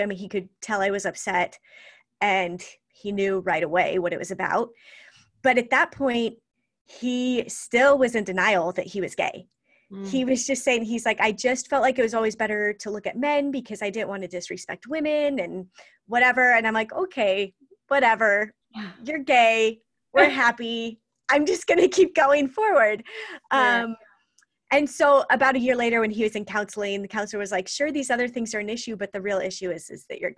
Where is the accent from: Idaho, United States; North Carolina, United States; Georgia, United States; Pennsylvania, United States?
Idaho, United States; And so I grew up in Idaho. I've lived a whole bunch of different places, but Idaho's always been home, and that's where I am now.